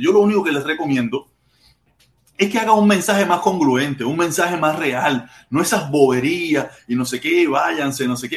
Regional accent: Cuba; mi pueblo cubano

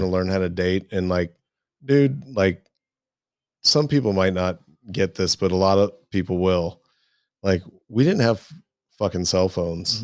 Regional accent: Midwest, United States; I grew up in the Midwest

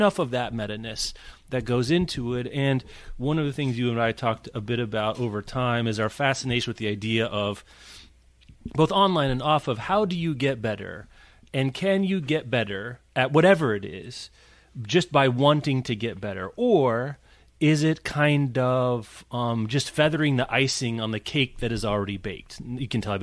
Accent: Midwest, United States; as a Midwesterner

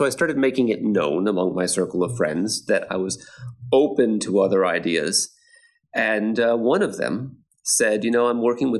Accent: Texas, United States; born or raised there; moved away as an adult; also born or lived in Eugene, Oregon; now in Krakow, Poland

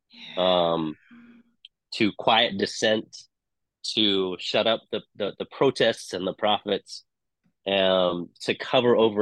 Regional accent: Hong Kong; moved away as an adult; also born or lived in England; now in United States; I didn't grow up in the U.S. So I grew up in Hong Kong. I spent time in England. I came to the U.S. in my 20s.

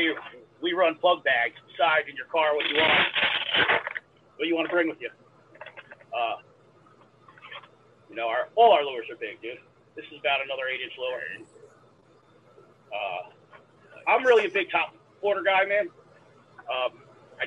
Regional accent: New York, United States; I'm from New York. I'm in New York.

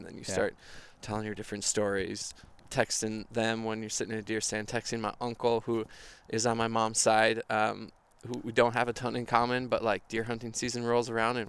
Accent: Minneapolis, Minnesota, United States; I'm from Minnesota, grew up in Minneapolis, still live here.

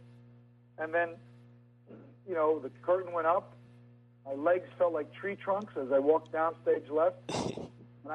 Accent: New York, United States; accent: New York; my New York accent

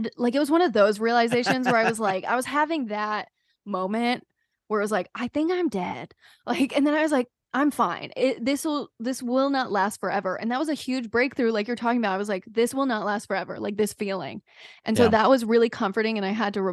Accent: North Carolina, United States; moved away as an adult; I was from North Carolina, so like all the kids, like we grew up drinking super early.

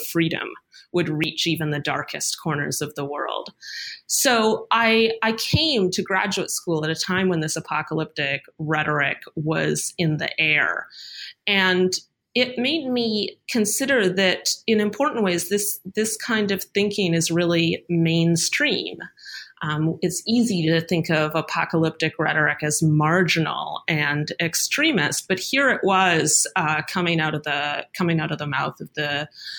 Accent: Canada; moved away as an adult; now in United States; I'm Canadian. And when I arrived in the United States for graduate school

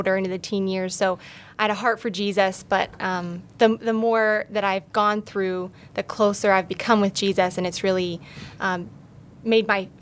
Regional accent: Alliance, Ohio, United States; I grew up in Alliance, Ohio, born and raised, small town

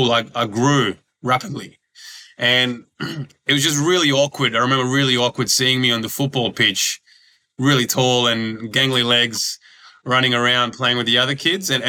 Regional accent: Croatia; born there; I ended up yeah going back to to where I was born in Croatia and playing professionally there because basketball is huge over there.

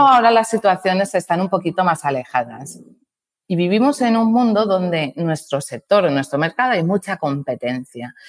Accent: Balearic Islands, Spain; yo soy la mallorquina

